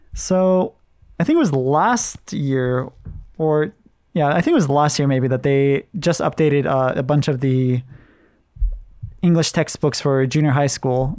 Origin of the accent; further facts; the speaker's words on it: Hawaii, United States; I'm from Hawaii